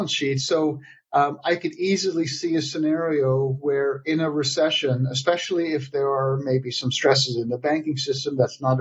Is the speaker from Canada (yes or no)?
no; Netherlands; now in United States; my home country of the Netherlands